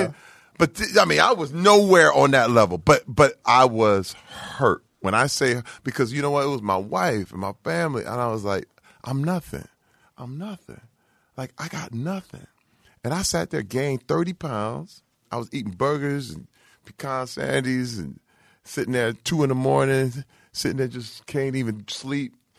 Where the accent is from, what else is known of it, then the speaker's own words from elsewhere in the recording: Flint, Michigan, United States; I'm from Flint, Michigan